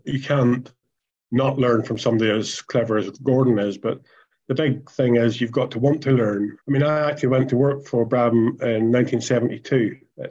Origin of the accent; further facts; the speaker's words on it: Ireland; you know, I come from Ireland. We used to do things with cars.